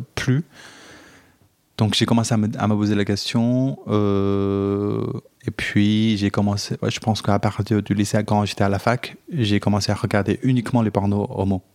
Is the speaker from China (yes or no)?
yes; China; now in France; j'ai grandi, enfin, je suis chinois. Euh, donc j'ai grandi dans un pays